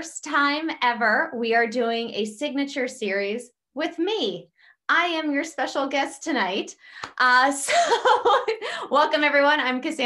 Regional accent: South Central Pennsylvania, United States; I'm from South Central Pennsylvania, so I'm from an area of the country that's very blue collar

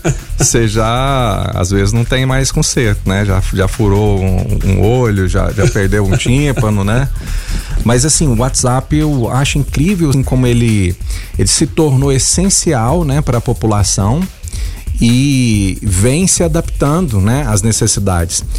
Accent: Goiás, Brazil; se eu sou goiano

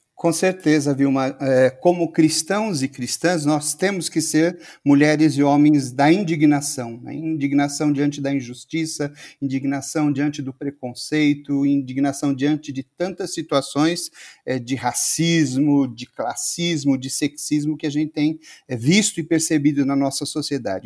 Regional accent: Campo Limpo Paulista, São Paulo, Brazil; eu sou da cidade de Campo Limpo Paulista, interior de São Paulo

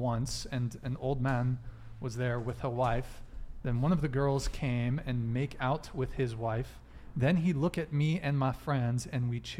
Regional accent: Colombia; Colombia, my dude.

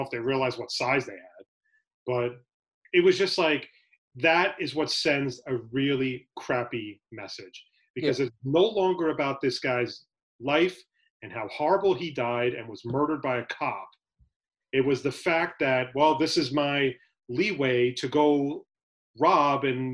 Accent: United States; as an American

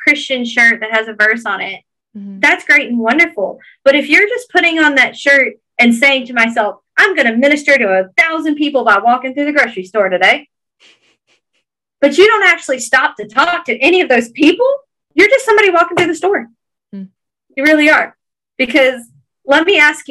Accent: Georgia, United States; accent: Georgia thick Southern; my Georgia thick Southern accent

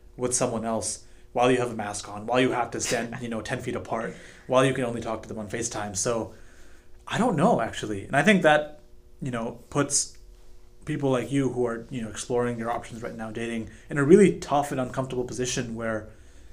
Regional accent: United States; we're Indian American

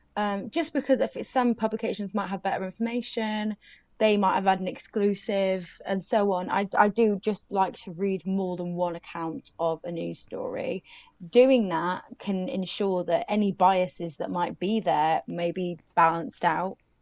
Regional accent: United Kingdom; we're British

